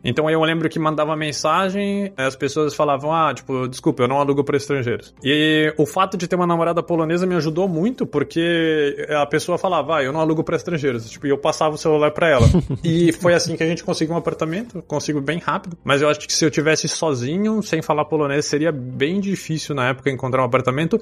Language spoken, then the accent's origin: Portuguese; Brazil; moved away as an adult; now in Poland; mesmo sendo brasileiro